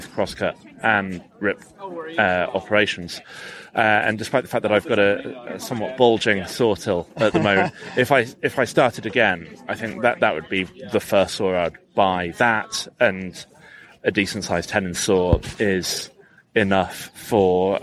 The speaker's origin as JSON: {"language": "English", "town": "Birmingham", "region": "West Midlands", "country": "United Kingdom", "moved": "yes", "said": "I'm from Birmingham, England."}